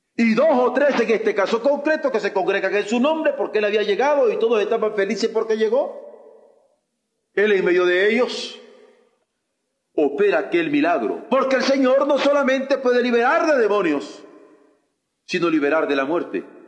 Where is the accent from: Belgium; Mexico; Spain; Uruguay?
Mexico; como mexicanos